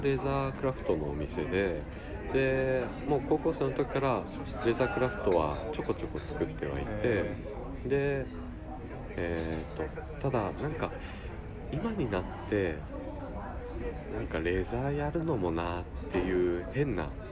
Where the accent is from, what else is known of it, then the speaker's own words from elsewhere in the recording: Matsumoto, Nagano, Japan; 僕の地元が長野県の松本